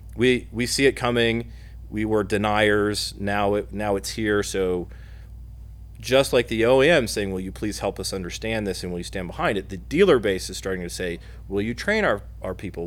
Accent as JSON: {"language": "English", "town": "Muncie", "region": "Indiana", "country": "United States", "also_born_or_lived": "South Bend, Indiana", "said": "I'm a Hoosier. I'm from Muncie"}